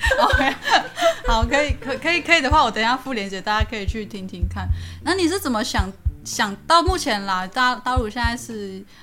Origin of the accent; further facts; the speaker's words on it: Nantou County, Taiwan; 我是南投嘛